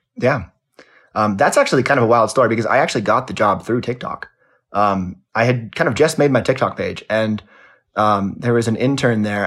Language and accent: English; Los Angeles, California, United States; I grew up in Los Angeles